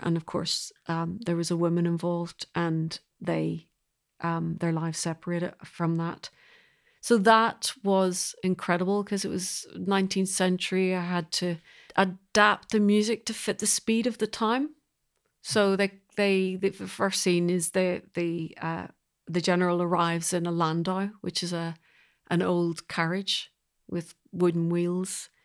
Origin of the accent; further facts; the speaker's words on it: Belfast, Northern Ireland, United Kingdom; now in London, United Kingdom; I'm originally from Belfast, and I'm a composer